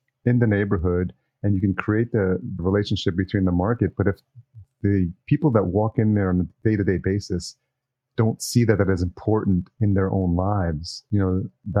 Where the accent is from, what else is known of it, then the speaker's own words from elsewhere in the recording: just outside New York City, United States; I grew up in just outside New York City, and I've been in New York City.